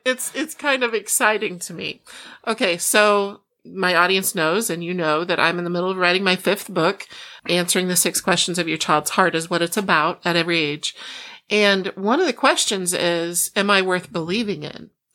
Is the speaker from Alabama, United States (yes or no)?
no; Iowa, United States; moved away; also born or lived in Oklahoma / Chicago; I was born in Oklahoma, grew up as a farm girl in Iowa